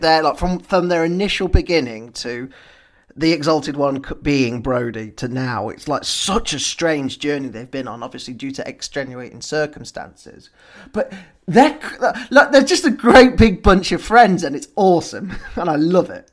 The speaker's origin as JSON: {"language": "English", "country": "United Kingdom", "said": "we as British people"}